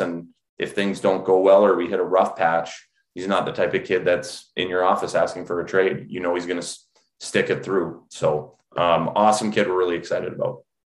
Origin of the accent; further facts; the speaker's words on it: Alberta, Canada; moved away as an adult; also born or lived in Minnesota / New England; now in United States; grew up in Alberta, and just like a lot of you know young Canadians